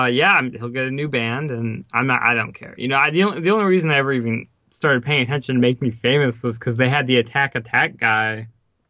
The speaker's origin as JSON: {"language": "English", "country": "Ukraine", "moved": "yes", "said": "As you've heard before, I'm originally from the Ukraine, and there was too much shit happening pretty much back home where I'm originally from."}